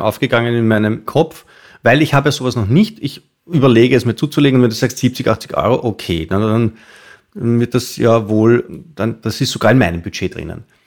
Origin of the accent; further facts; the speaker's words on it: Austria; wie wir in Österreich